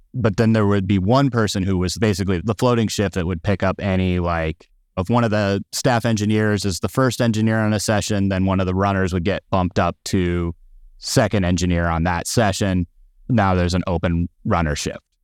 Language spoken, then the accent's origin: English; Phoenix, Arizona, United States; moved away; also born or lived in Tucson, Arizona; I'm originally from Phoenix, Arizona